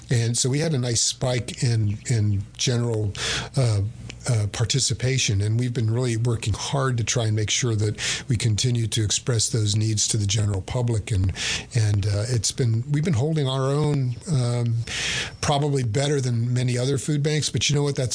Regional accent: Bowie County, Texas, United States; I was born in Bowie County. It's poor.

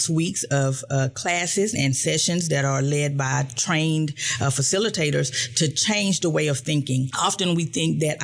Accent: Fort Worth, Texas, United States; moved away as an adult; now in Tyler, United States; I am from Fort Worth, Texas, and we are a big city, but with a small town feel. So moving here to Tyler

